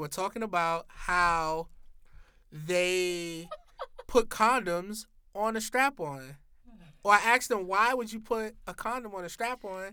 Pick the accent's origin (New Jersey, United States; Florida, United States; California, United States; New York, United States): New York, United States; New York City; I'm from Harlem